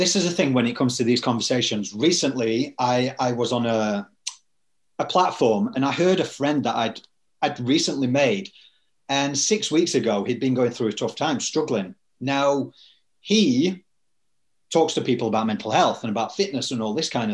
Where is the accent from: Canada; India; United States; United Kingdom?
United Kingdom; now in Sydney, Australia; two Brits